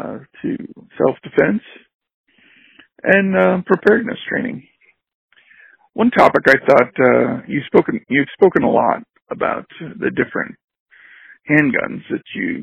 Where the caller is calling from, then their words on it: Raleigh, North Carolina, United States; I'm calling from Raleigh, North Carolina.